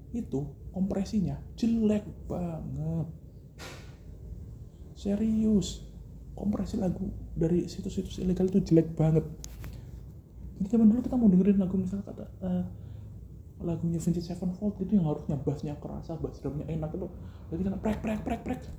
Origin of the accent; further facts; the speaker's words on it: Ngawi, East Java, Indonesia; Kita ke Ngawi, eh, kita anak Ngawi. Misal dulu harus ke Madiun.